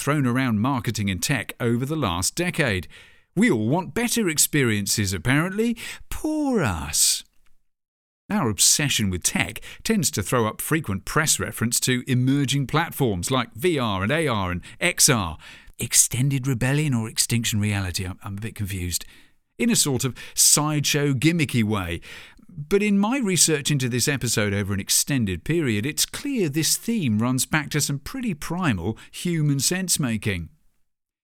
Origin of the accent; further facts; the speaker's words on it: United Kingdom; my home country